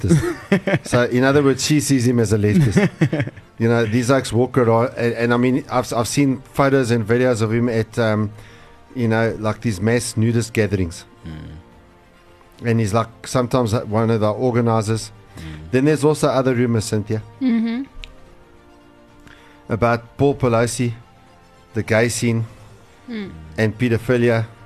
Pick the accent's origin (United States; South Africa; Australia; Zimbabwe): South Africa; as a South African